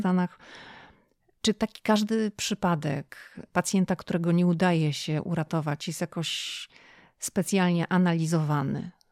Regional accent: Szczecin, West Pomeranian Voivodeship, Poland; jestem zachodniopomorskie Szczecin

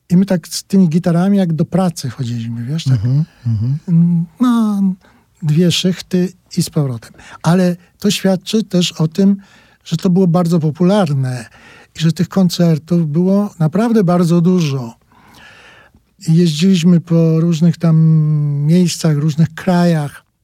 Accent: Brzesko, Lesser Poland, Poland; Jakieś tam nagrania na taśmach ktoś przywoził, to pół miasta się zbierało, bo ja jestem z małego miasta, się nazywa Brzesko i tam się zbierało kilku ludzi i tego słuchaliśmy z jakąś nabożną czcią.

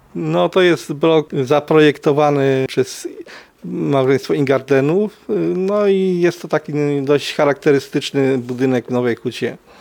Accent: Kraków, Lesser Poland, Poland; Wychowywałem się na Mistrzejowicach, też część Huty

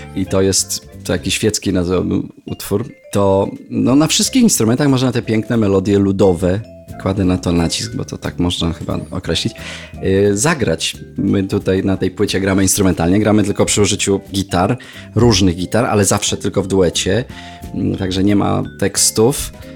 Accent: Jelenia Góra, Lower Silesian Voivodeship, Poland; z którym się znam od siódmego roku życia z Jeleniej Góry, naszej rodzinnej

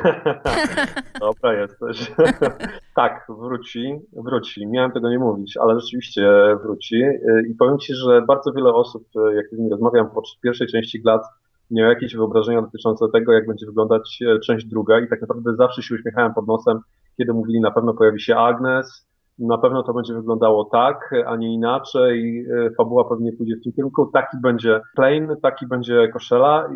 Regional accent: Kłodzko, Lower Silesian Voivodeship, Poland; moved away; also born or lived in Strzelin; w Strzelinie się urodziłem, mieszkałem tyle lat w Kłodzku

